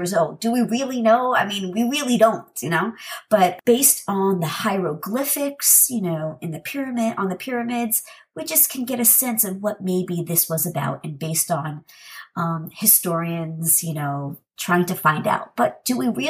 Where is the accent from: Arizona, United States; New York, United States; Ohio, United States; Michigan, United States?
New York, United States; New York City; I'm from New York City originally